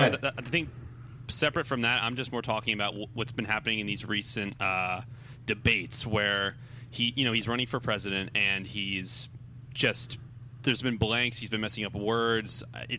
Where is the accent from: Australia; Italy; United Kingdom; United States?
United States; Delaware; I'm from Delaware.